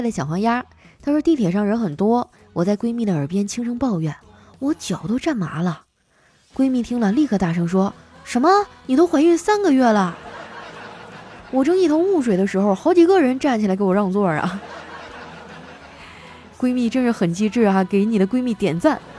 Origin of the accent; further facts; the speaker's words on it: Guangdong, China; 真的每时每刻都想回到我的家乡广东啊！